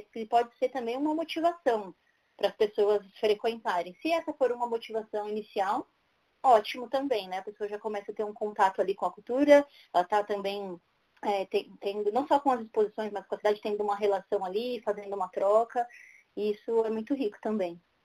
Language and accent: Portuguese; São Paulo, Brazil; also born or lived in Guarulhos; sou aqui da cidade de São Paulo. É, eu moro aqui desde sempre, exceto no meu primeiro ano de vida, que meus pais me tiveram e moraram lá em Guarulhos.